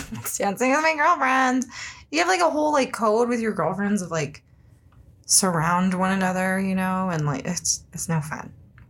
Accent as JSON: {"language": "English", "region": "California", "country": "United States", "tie": "born or raised there", "said": "growing up in California"}